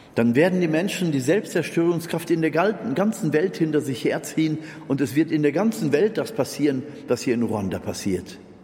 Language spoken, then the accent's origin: German; Germany; ich als Deutscher